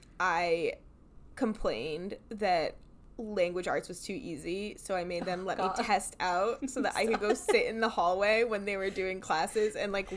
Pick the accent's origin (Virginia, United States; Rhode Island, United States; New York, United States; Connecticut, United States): Connecticut, United States; moved away; also born or lived in Texas; growing up in Connecticut